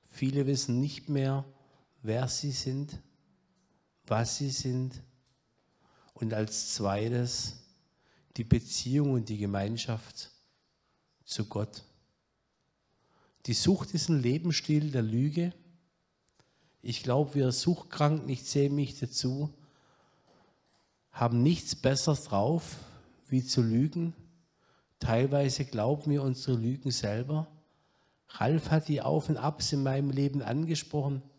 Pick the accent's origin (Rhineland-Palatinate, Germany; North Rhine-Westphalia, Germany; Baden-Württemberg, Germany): Baden-Württemberg, Germany; Öschelbronn; Ich komme hier von der Gegend. Ich bin geboren in Öschelbronn